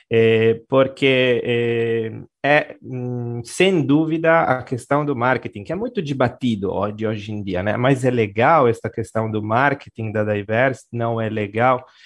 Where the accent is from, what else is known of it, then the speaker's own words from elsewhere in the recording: Genoa, Liguria, Italy; accent: Italian; Portuguese is a second language; moved away as an adult; now in Brazil; Em Gênova, Gênova, Gênova, é a minha cidade